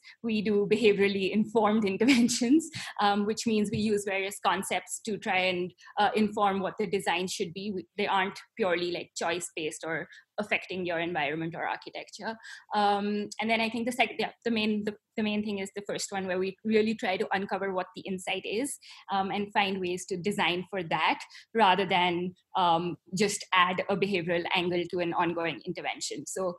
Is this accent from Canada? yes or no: no; India; but you said you are a person of color because I'm Indian, but I don't think you are.